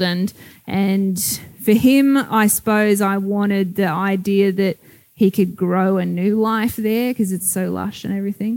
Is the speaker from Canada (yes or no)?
no; Sydney, New South Wales, Australia; I'm from Sydney.